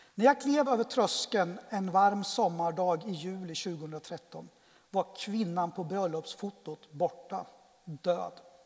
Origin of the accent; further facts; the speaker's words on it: Örebro, Örebro County, Sweden; also born or lived in Colombia; jag är adoptivbarn, kom till Sverige 1972 eh, och jag är uppväxt tillsammans då med min pappa och min farmor därför att min eh, Lilla syster som också adopterades till Sverige och min mamma de flyttade från Örebro ganska tidigt